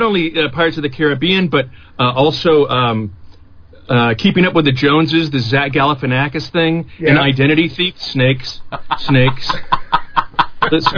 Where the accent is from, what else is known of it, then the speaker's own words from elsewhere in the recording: Morgan Hill, California, United States; moved away as an adult; also born or lived in San Francisco, California / San Jose, California; now in Los Angeles, United States; Born in San Francisco, spent, you know, most of my early life in Morgan Hill, California